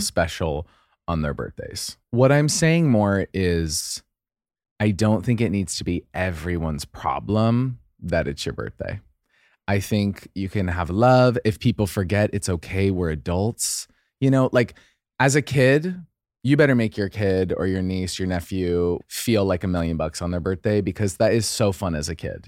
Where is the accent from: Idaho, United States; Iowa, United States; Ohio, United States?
Idaho, United States; I'm from Idaho